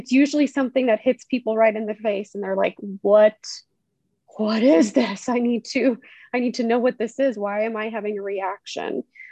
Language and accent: English; Conway, Arkansas, United States; moved away as an adult; now in Germany; So I did most of my growing up in Conway, you know, middle school, junior high school, and then of course, college at UCA.